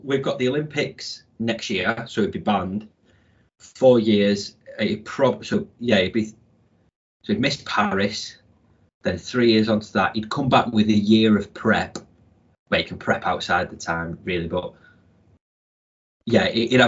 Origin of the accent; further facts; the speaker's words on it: United Kingdom; we ain't British